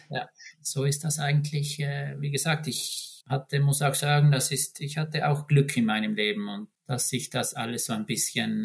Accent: South Tyrol, Trentino-Alto Adige, Italy; moved away as an adult; now in Norway; für mich als Südtiroler

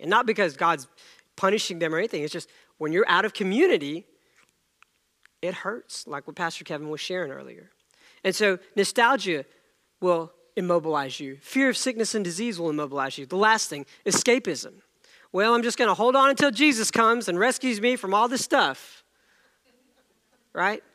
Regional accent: India; moved away; I was born in India, and the plays were much different among kids over there.

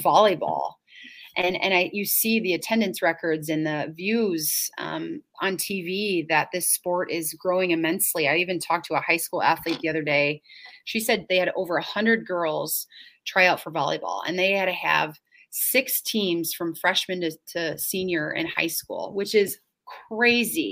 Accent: suburbs of Chicago, Illinois, United States; now in Stevens Point, United States; I grew up in Illinois. I grew up in the suburbs of Chicago

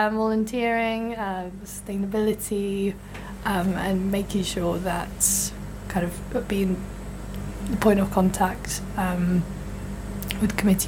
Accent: Belarus; now in Bath, United Kingdom; I'm originally from Belarus

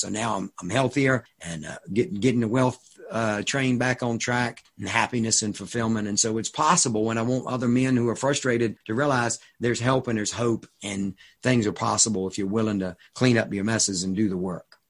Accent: Suffolk, Virginia, United States; I live 10 minutes now from where I grew up, the uh, farm that I grew up on

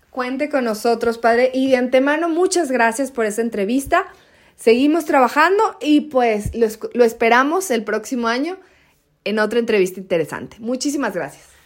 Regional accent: Mexico; nosotros como mexicanos

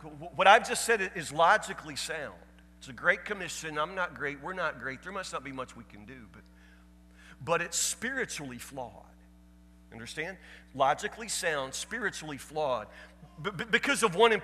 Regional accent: Woodburn, Kentucky, United States; I'm from Woodburn, Kentucky

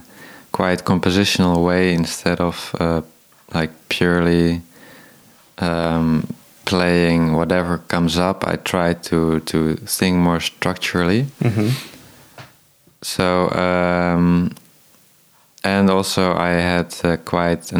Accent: Tilburg, North Brabant, Netherlands; I'm a guitarist from Tilburg. I was born there. It's a city in the south of Holland. And there I got, from 6 years old, I got guitar lessons from my father

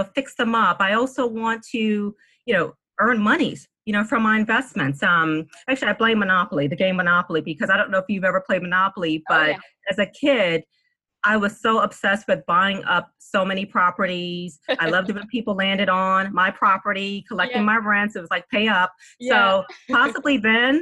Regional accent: Washington, District of Columbia, United States; also born or lived in New Orleans, Louisiana; I was born in New Orleans and moved to the DC area as a little girl

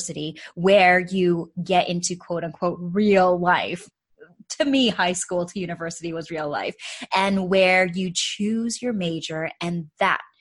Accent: Canada; also born or lived in Calgary, Alberta; I am a fellow Canadian. I am joining from the west side, though. So I'm calling in from Calgary, Alberta

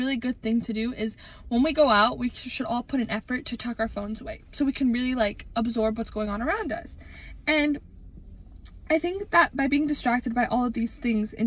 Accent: Wisconsin, United States; growing up in Wisconsin

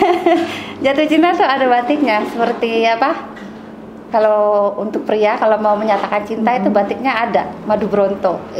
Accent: Jakarta, Indonesia; also born or lived in Sumatra / Bandung; kami orang Bali yang selalu tinggal di luar Bali. Saya nggak pernah tinggal di Bali ya.

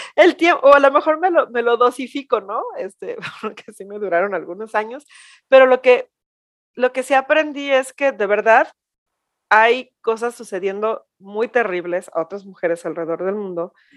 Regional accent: Mexico; ya no somos esas mexicanas de nuestras abuelas o de nuestras mamás hacia atrás

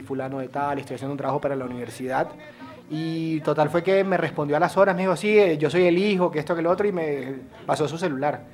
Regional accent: Montería, Córdoba, Colombia; la historia de mi montería

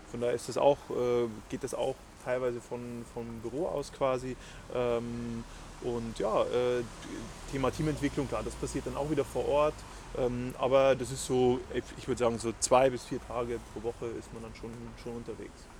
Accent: Bavaria, Germany; Du warst dann in Bayern, ja, in meiner Heimat eigentlich.

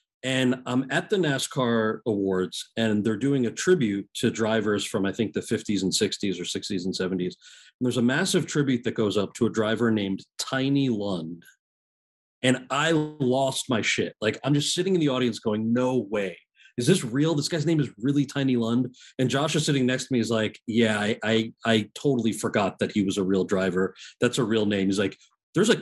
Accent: New Jersey, United States; I'm from New Jersey

